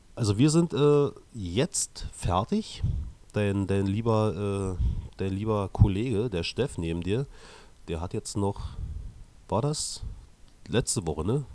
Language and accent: German; East Germany, Germany; mich als Ossi